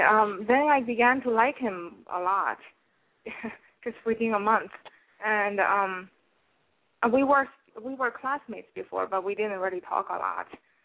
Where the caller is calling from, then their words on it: New York City, New York, United States; I'm calling from New York. I'm 29.